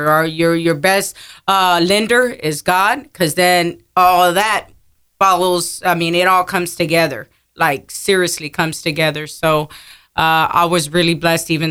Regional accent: Pleasanton, Texas, United States; also born or lived in San Antonio; From there, my parents moved to Pleasanton, Texas.

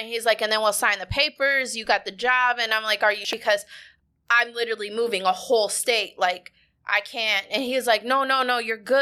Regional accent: Minnesota, United States; moved away as an adult; now in Houston, United States; I was born and raised in Minnesota

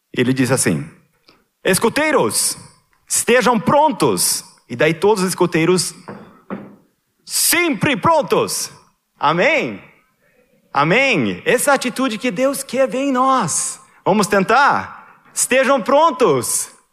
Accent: Sweden; moved away; Lá na Suécia, na, na igreja evangélica onde eu cresci

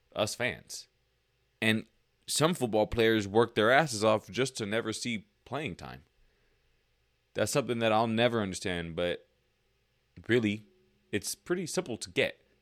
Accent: Lancaster, California, United States; also born or lived in Lake Los Angeles, California; I moved from Lake L A to Lancaster

